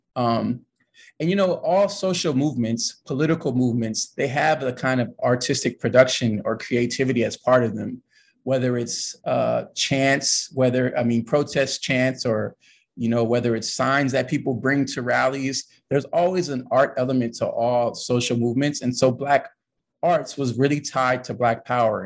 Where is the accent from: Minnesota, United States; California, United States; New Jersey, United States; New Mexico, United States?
California, United States; Los Angeles; moved away as an adult; also born or lived in Ithaca, New York; I'm I'm a California kid. Um, I'm from Los Angeles to be more precise, and uh, I kind of grew up in a a really big family